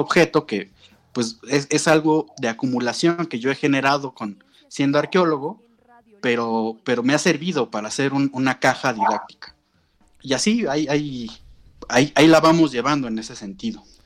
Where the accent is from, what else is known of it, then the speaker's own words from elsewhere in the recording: Mexico City, Mexico; also born or lived in Morelos; yo soy de la Ciudad de México, me fui a vivir al, estado de Morelos